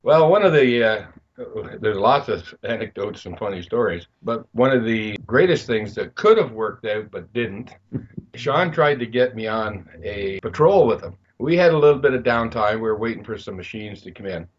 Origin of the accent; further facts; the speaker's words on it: Belleville, Ontario, Canada; moved away as an adult; I was moving away from my hometown of Belleville